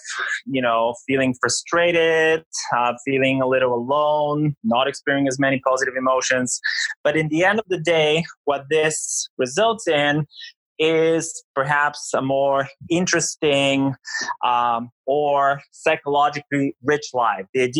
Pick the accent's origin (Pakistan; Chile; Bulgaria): Bulgaria; moved away as an adult; also born or lived in United States / England / Greece / Canada; I'm from Bulgaria originally. I grew up in Bulgaria. You know, I moved to the United States for college.